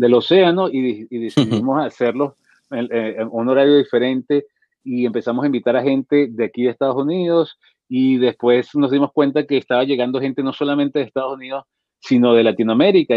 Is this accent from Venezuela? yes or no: yes; Venezuela; Yo soy venezolano, en Caracas